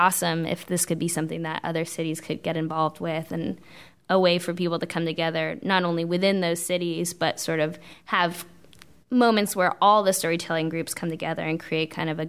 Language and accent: English; West Coast, United States; I'm from the West Coast, so it's kind of... I'm laissez-faire.